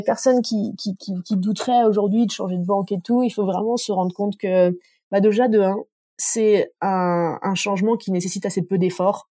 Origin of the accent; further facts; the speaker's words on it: Dijon, Bourgogne-Franche-Comté, France; je viens de Dijon